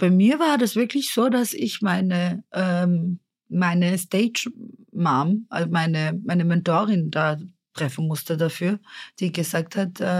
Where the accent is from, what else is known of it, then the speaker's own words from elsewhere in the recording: Innsbruck, Tyrol, Austria; Und ich bin halt davor in Innsbruck aufgewachsen.